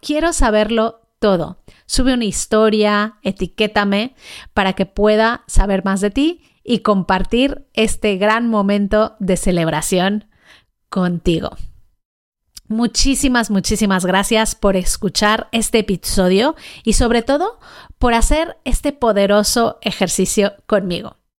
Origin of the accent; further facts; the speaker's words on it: Mexico; Yo nací en México, crecí allí